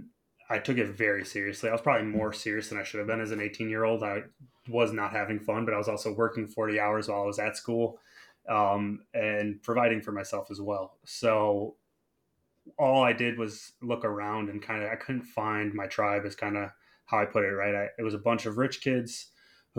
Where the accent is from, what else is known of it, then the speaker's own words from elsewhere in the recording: Chicago, Illinois, United States; So I grew up in Chicago, in the city.